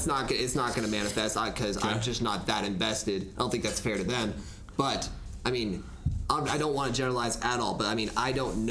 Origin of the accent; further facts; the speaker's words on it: Alaska, United States; I'm from Alaska, a very, very traditional place